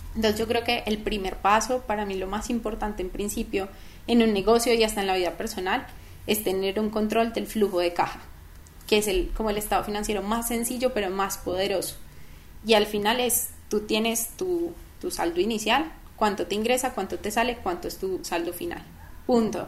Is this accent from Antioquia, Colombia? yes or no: no; Manizales, Caldas, Colombia; moved away as an adult; also born or lived in Bogotá; yo nací en Bogotá. Ah, nací en Bogotá y a los, cuando tenía como tres meses, me venía a ir a Manizales